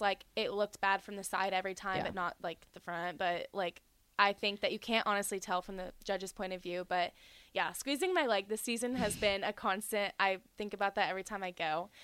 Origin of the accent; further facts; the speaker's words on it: Charlotte, North Carolina, United States; also born or lived in Georgia; I was born in Georgia, and I lived there till I was about five, and then um, we just moved to North Carolina, so that's pretty much where I have all my memories